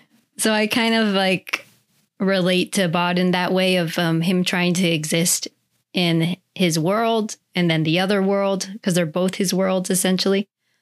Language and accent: English; Virginia, United States; also born or lived in Germany; as you know, I grew up in Germany in Virginia, and then our family is Filipino.